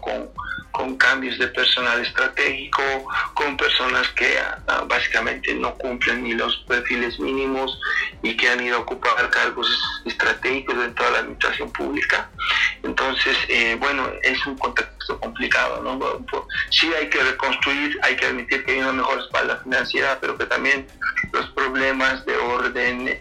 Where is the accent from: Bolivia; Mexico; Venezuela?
Bolivia; nosotros como, como, bolivianos